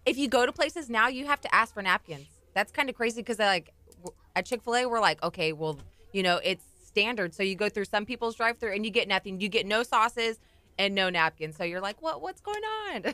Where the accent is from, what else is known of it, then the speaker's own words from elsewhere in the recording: Corpus Christi, Texas, United States; moved away as an adult; I'm actually, um, formerly from Corpus Christi